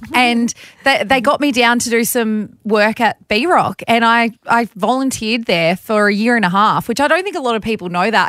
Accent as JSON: {"language": "English", "town": "Bathurst", "region": "New South Wales", "country": "Australia", "tie": "born or raised there", "said": "growing up in Bathurst, my parents both had their own businesses"}